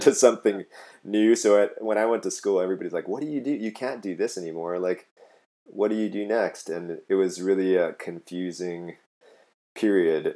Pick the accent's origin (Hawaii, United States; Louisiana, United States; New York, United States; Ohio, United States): Hawaii, United States; moved away; also born or lived in Netherlands; I'm from Hawaii originally, and so I tried to move home